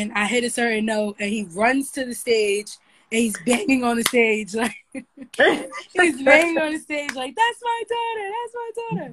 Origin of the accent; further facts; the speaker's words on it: New York City, New York, United States; I lived a very normal childhood. I'm from Harlem. I went to a public school